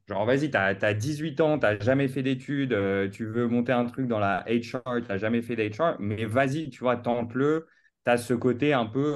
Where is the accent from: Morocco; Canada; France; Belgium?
France; Paris, Île-de-France; also born or lived in New York, United States; j'ai grandi à Paris euh, toute ma vie, dans la plus belle ville du monde